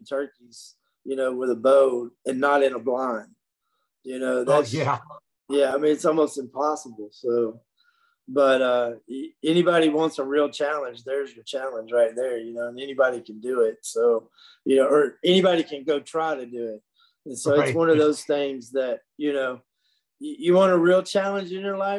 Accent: Dixon, United States; my hometown in Dixon

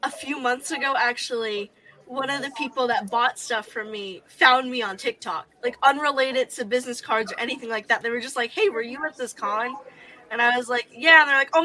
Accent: New York area, United States; I grew up in the New York area.

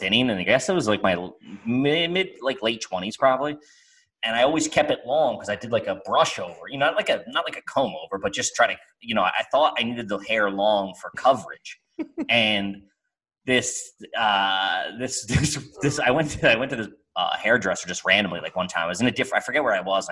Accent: United States; I'm American. I'm not leaving America

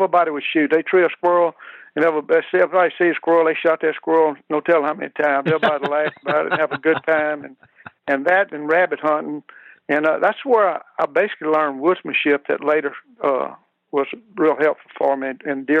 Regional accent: Louisiana, United States; now in Clinton, United States; I was raised in East Baton Rouge Parish, in a community just kind of northeast of Baton Rouge.

